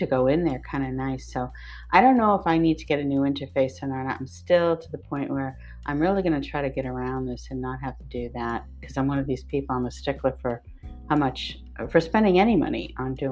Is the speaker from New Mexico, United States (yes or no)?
no; Westford, Massachusetts, United States; I grew up in Westford